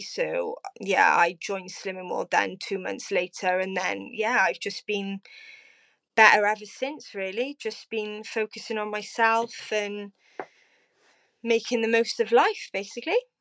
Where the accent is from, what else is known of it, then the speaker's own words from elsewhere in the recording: Cardiff, Wales, United Kingdom; also born or lived in Abercarn; I am originally from Cardiff, now living in Aberfale with my partner, Gavin.